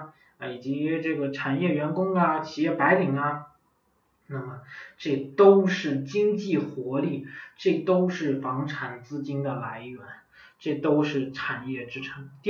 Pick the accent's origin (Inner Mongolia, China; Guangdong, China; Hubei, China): Inner Mongolia, China; 包括我的老家省会啊，呼和浩特市啊